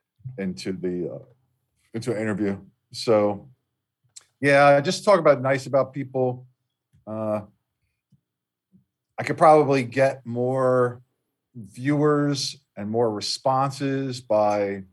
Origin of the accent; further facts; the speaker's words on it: Delaware, United States; in my home state of Delaware, I did a sports television show.